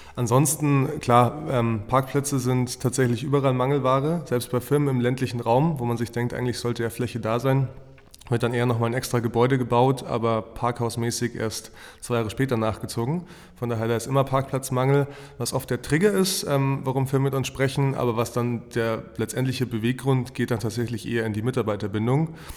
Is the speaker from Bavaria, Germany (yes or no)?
yes; Fürstenfeldbruck, Bavaria, Germany; gebürtig aus München, aus Fürstenfeldbruck